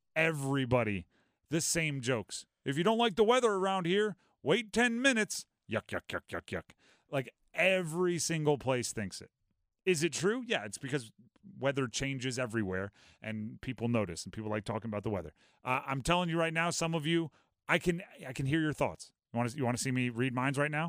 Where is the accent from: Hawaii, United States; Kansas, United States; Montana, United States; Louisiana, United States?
Hawaii, United States; moved away; also born or lived in Nebraska; I grew up in Hawaii. It's lived there for six, seven years